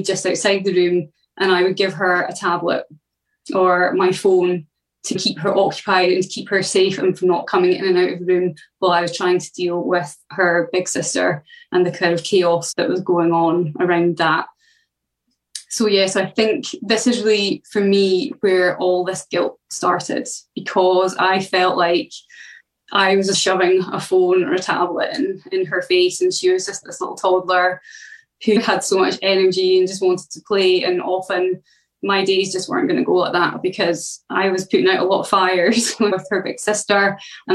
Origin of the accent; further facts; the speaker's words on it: Scotland, United Kingdom; I come from Scotland.